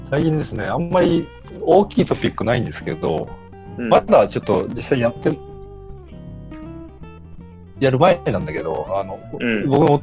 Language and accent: Japanese; Aichi, Japan; moved away; 地元は愛知県だから